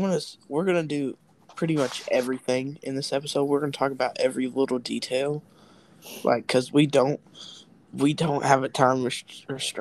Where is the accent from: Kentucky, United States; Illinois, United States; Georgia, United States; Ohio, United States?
Kentucky, United States; we're both from Kentucky